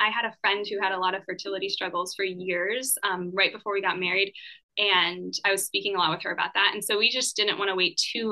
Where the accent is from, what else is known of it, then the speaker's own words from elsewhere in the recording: San Diego, California, United States; I grew up in San Diego